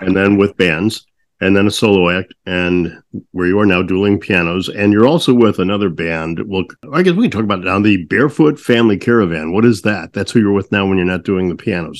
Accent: St. Louis, Missouri, United States; There was a place I grew up in St. Louis, a place called Keys, in Westport that I loved going

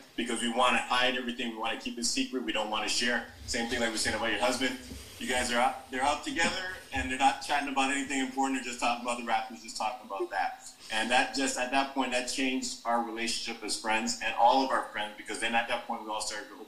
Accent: Jamaica; as a Jamaican, a strong Jamaican man

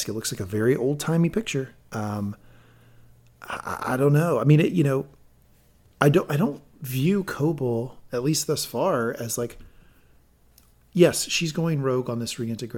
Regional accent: Asheville, North Carolina, United States; my hometown of Asheville

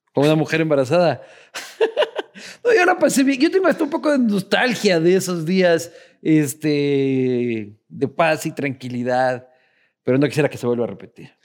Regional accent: Quito, Pichincha, Ecuador; En Quito somos andinos, somos de las montañas, más callados

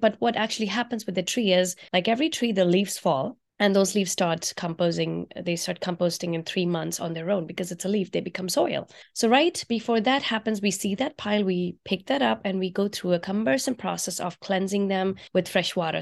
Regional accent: India; moved away as an adult; now in United States; I grew up in India, and I used to eat on banana leaves in India while growing up

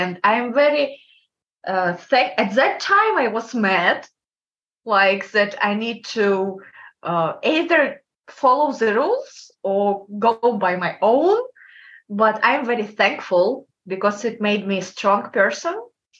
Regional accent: Kazakhstan; English is a second language; Kazakhstan. It's country between Russia and China.

